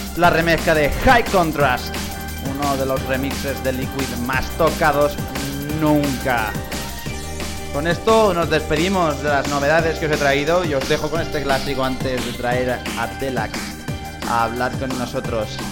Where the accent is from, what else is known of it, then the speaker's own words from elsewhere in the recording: Alcázar de San Juan area, Ciudad Real, Castilla-La Mancha, Spain; afincado en La Mancha, en mi tierra, la zona de Alcázar de San Juan, en Ciudad Real.